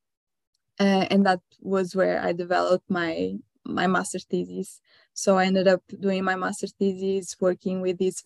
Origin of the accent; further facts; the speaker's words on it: Northern Portugal, Portugal; moved away as an adult; also born or lived in Lisbon, Portugal; now in Norway; So I am Portuguese. So I was born in a very small town in northern Portugal. So I grew up quite close to the coast.